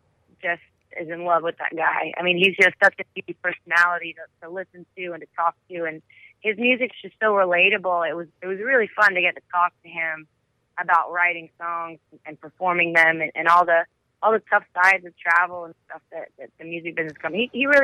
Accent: Marietta, Georgia, United States; Yeah, I moved to Georgia when I was 11. So I grew up a lot in Marietta with my family.

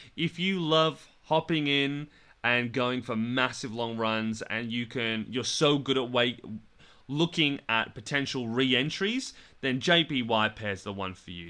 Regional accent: Australia; I'm in England right now and I'm from Australia

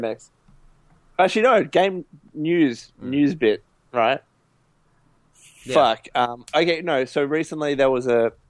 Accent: Australia; I'm really happy about it in my home country.

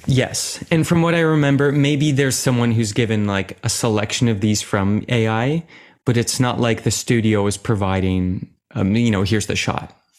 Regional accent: Oakville, Ontario, Canada; I'm from Oakville and I was, I think I was eight years old when I started

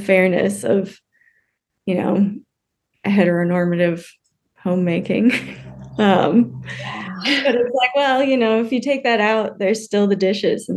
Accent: United States; also born or lived in Germany; I grew up American

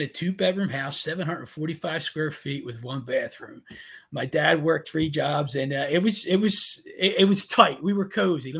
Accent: Baltimore, Maryland, United States; I was born and raised in Baltimore, Maryland. One of seven kids.

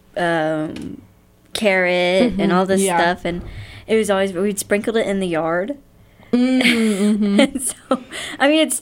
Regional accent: North Pole, Alaska, United States; We lived in North Pole, Alaska when I was born. Mm-hmm. I was born in North Pole.

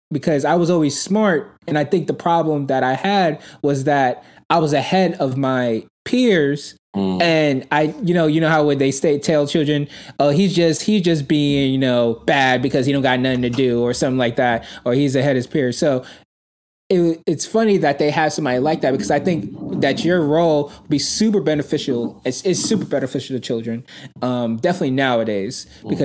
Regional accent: New York City, New York, United States; I grew up in Brooklyn

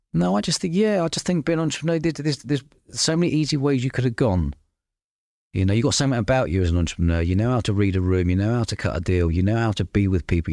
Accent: London, United Kingdom; I grew up in London living above pubs as a kid.

